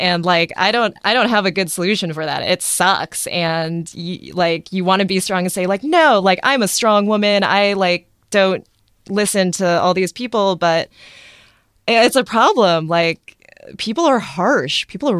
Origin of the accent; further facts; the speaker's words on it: Athens, Ohio, United States; born there; also born or lived in Boston; So I was born in small town Athens, Ohio.